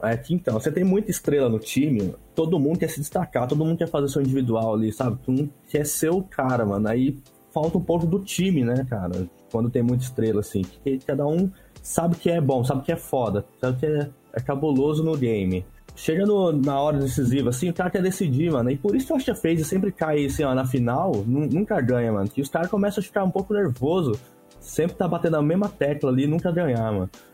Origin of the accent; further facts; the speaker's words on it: Brazil; a gente é brasileiro